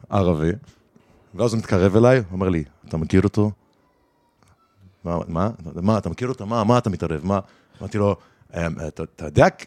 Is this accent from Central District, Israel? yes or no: no; Jerusalem, Jerusalem District, Israel; לא, היתרון שלי שאני, כאילו, בגלל שגדלתי בירושלים